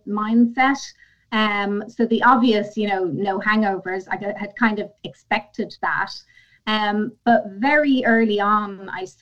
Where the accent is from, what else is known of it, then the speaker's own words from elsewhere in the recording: Ireland; I'm Irish. Mm-hmm. So it's ingrained in us from, birth